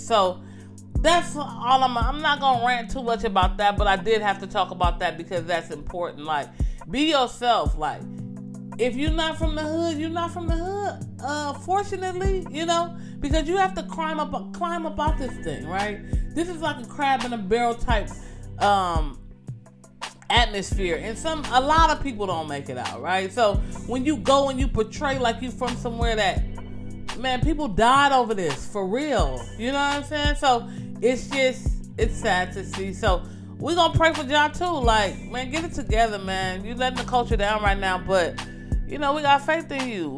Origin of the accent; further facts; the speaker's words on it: Los Angeles, California, United States; I'm from Los Angeles, California, gang infested. I don't live in the the ritzy part. You know, I was born and raised in the hood